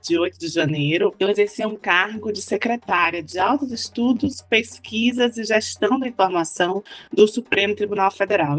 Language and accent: Portuguese; Bahia, Brazil; moved away as an adult; also born or lived in Italy / Germany; now in Brasília, Brazil; sou baiana, sou terapolitana.